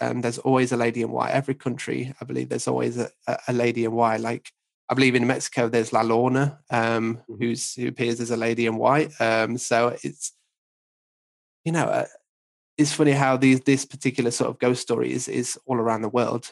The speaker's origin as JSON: {"language": "English", "area": "hometown near Newstead Abbey", "region": "East Midlands", "country": "United Kingdom", "tie": "born or raised there", "said": "in my hometown, there's an old sort of stately home called Newstead Abbey"}